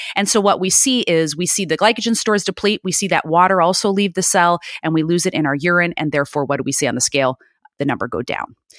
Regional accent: Chicago, Illinois, United States; now in California, United States; born and raised in Chicago, and, um, I live out here now in California

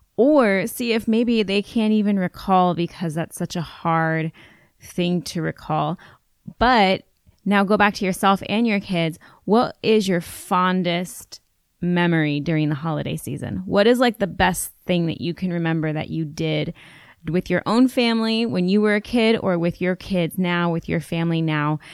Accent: United States; I'm an American girl growing up in an urban area

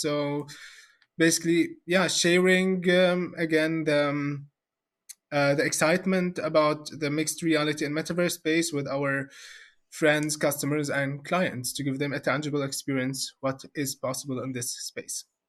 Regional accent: Syria; moved away as an adult; now in Germany; I'm personally from, from Syria

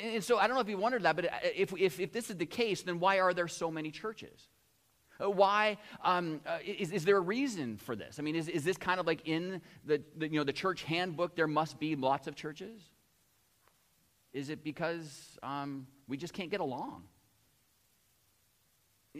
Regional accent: United States; now in Chatham, Canada; I grew up in the United States

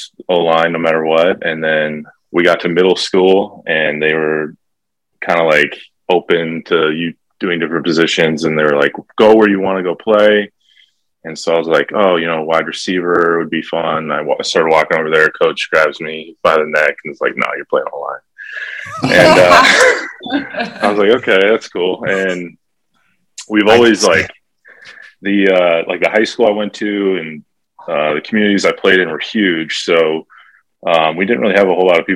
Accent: Rosemount, Minnesota, United States; We grew up in Rosemount, Minnesota, suburbs of St. Paul, Minneapolis.

